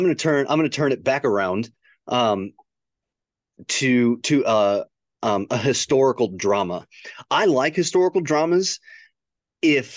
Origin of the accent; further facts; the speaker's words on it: near Chicago, Illinois, United States; when I was a kid, like growing up near Chicago, like the city life resonated with me big time